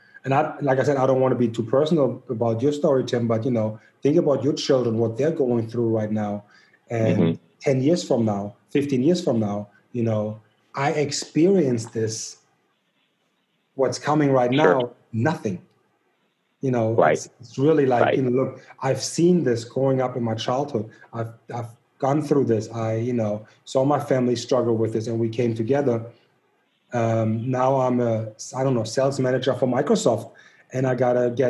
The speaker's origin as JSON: {"language": "English", "country": "Germany", "tie": "born or raised there", "also_born_or_lived": "Missouri", "moved": "as an adult", "lives_now": "United States", "said": "growing up in Germany"}